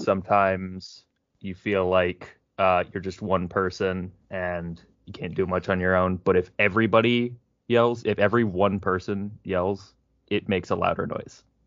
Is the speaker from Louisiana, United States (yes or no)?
no; Prince George's County, Maryland, United States; it's a PG County thing too, which is where I'm from